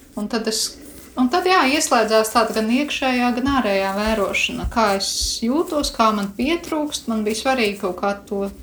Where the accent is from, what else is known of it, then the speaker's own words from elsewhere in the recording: Krāslava, Latvia; no krāslos